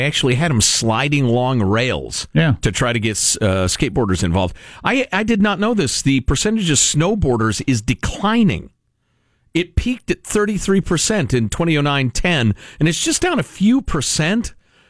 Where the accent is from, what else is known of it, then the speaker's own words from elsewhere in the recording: Midwest, United States; Growing up in the Midwest where it snows a lot, in the 70s, when diets were not very good in a lot of ways